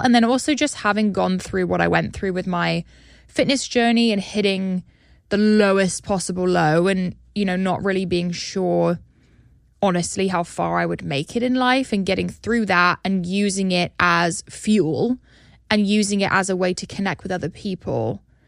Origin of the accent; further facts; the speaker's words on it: United Kingdom; now in United States; my home country